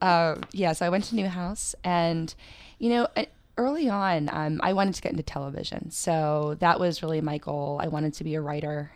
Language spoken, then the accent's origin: English; Pennsylvania, United States; now in New York City, United States; I'm originally from Pennsylvania